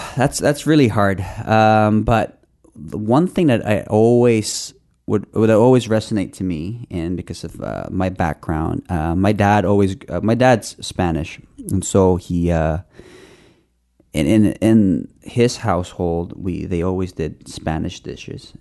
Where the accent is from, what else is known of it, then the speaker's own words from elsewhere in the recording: Philippines; now in Canada; I grew up in the Philippines.